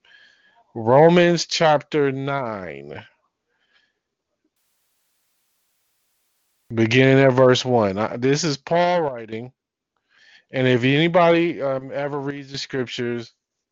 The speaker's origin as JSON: {"language": "English", "town": "Detroit", "region": "Michigan", "country": "United States", "said": "I'm from Detroit."}